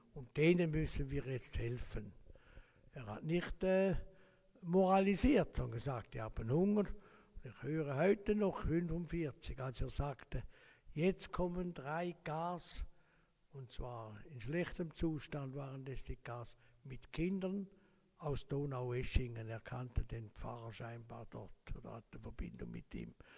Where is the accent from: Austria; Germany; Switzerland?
Switzerland; Laufen-Uhwiesen, Zurich; Ich bin aufgewachsen in Laufen am Rheinfall